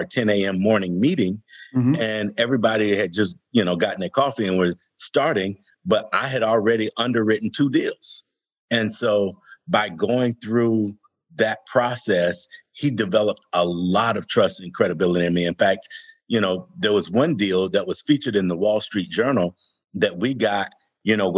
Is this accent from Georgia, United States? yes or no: yes; Atlanta, Georgia, United States; growing up in Atlanta as a young African-American, we were all on the south side of Atlanta.